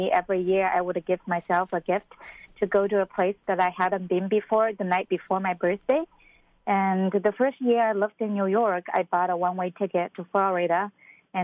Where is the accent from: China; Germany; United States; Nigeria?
China; moved away; as a Chinese